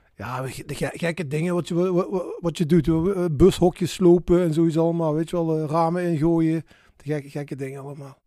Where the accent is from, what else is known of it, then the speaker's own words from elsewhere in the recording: Maastricht, Limburg, Netherlands; geboren en getogen in Maastricht.